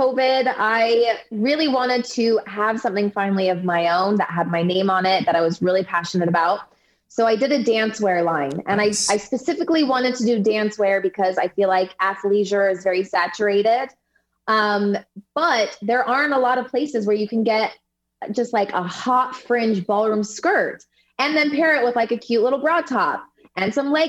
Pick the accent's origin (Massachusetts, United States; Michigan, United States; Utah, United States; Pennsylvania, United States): Utah, United States; moved away; also born or lived in California; I was born in California, so I consider myself a California girl, but I was raised and did my dance training in Utah